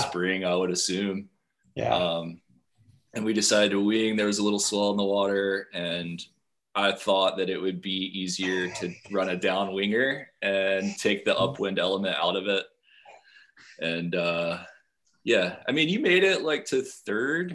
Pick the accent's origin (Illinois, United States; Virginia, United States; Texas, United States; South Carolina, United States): Virginia, United States; Appalachian Mountains, Western; moved away as an adult; also born or lived in Mexico; now in Charleston, United States; I grew up in Western Virginia, not West Virginia, in the Appalachian Mountains, uh, right off Interstate 77.